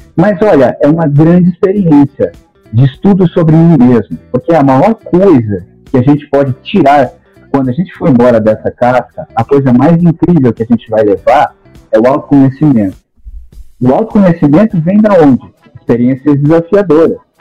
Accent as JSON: {"language": "Portuguese", "town": "São Vicente", "region": "São Paulo", "country": "Brazil", "said": "Eu sou de São Vicente, litoral paulista"}